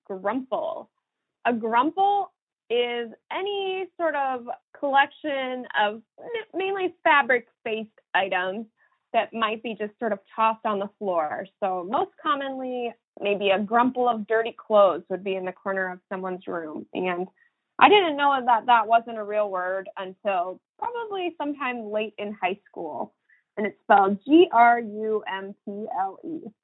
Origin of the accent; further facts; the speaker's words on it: Cleveland, Ohio, United States; I grew up around Cleveland